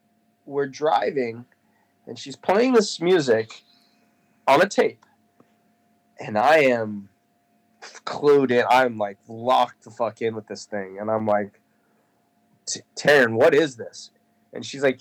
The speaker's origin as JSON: {"language": "English", "town": "Manhattan Beach", "region": "California", "country": "United States", "tie": "born or raised there", "said": "I moved from Redondo Beach to Manhattan Beach, which was not a very far. It was like 3 miles, but, and I started going to school at Grandview Elementary School in Manhattan Beach, California"}